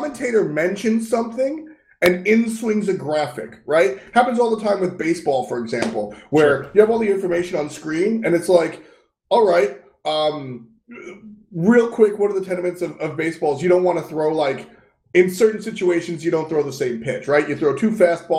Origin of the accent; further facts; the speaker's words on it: United States; my home country